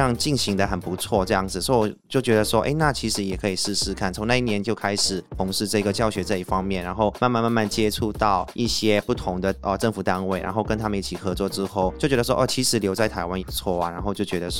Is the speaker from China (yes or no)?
no; Myanmar; moved away as an adult; now in Taiwan; 应该说小时候还是来来回回，但是这一次来台湾就是定居在这边，就没有再回去了这样子。